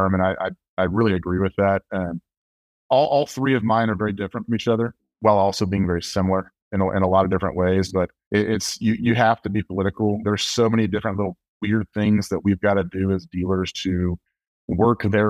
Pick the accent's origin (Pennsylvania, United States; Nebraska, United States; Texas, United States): Texas, United States; Bryan; Being born and raised in Bryan College Station